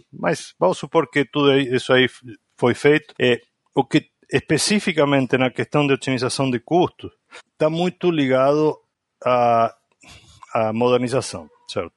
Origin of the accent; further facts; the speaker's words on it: Argentina; Portuguese is a second language; moved away as an adult; now in Brazil; sou argentino, mas eu já quase moro mais, há mais tempo no Brasil do que o tempo que eu morei na Argentina.